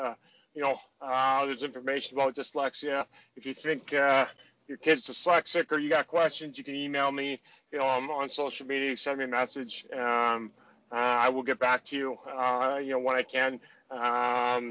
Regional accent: Saskatoon, Saskatchewan, Canada; So I had a lot of my family up there. So to have it so close to, you know, where I was, you know, from

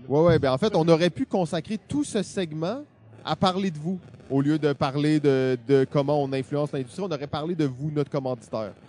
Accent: Quebec, Canada; on est québécois

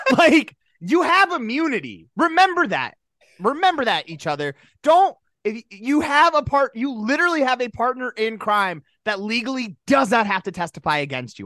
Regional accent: South Dakota, United States; we grew up in South Dakota

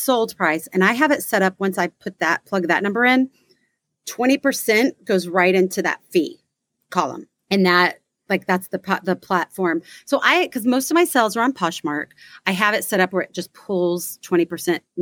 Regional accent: Texas, United States; We are from Texas

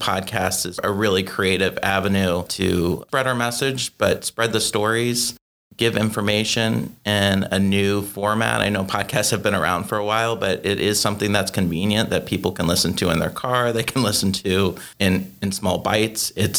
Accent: Dayton, Ohio, United States; I grew up in Dayton, Ohio

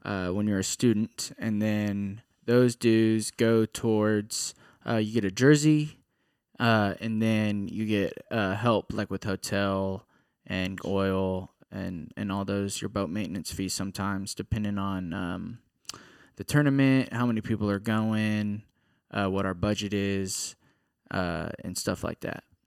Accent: Katy, Texas, United States; I'm from Katy, Texas

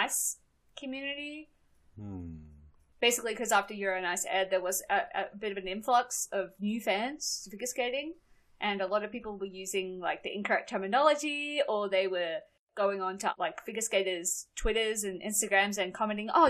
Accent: Australia; I grew up in Australia

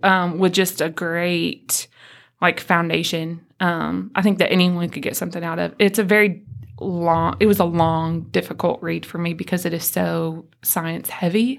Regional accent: Tennessee, United States; I am from Tennessee

